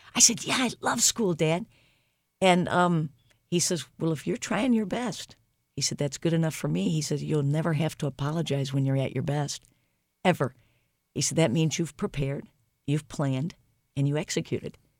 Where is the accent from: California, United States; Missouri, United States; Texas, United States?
Missouri, United States; St. Louis; I grew up in Saint Louis